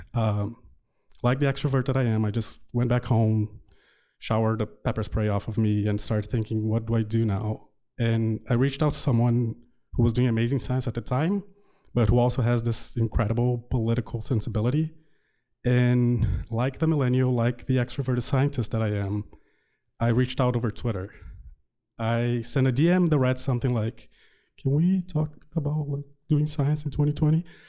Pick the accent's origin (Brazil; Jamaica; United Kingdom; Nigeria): Brazil; English is a second language; moved away as an adult; now in United States; my growing up in Brazil.